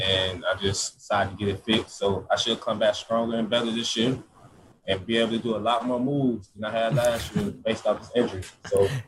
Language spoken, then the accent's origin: English; Georgia, United States; moved away as an adult; now in Florida, United States; That's my hometown state